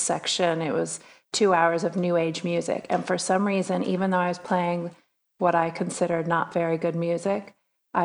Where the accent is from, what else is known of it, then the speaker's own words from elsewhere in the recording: East Bay, San Francisco area, California, United States; I grew up in the East Bay of California, San Francisco area